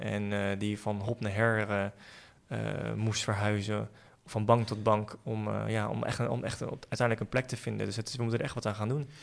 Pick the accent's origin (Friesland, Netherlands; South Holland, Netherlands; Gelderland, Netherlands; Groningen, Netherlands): South Holland, Netherlands; The Hague; ik ben eh, geboren en getogen in Den Haag